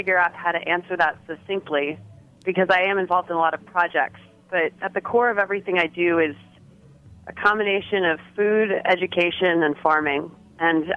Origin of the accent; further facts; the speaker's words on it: Evanston, Illinois, United States; now in New York, United States; I grew up in Evanston, Illinois, right outside of Chicago.